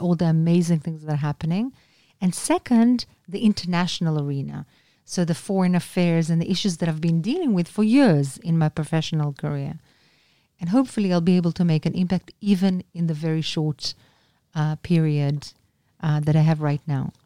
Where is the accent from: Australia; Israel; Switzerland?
Israel; Anna min Israel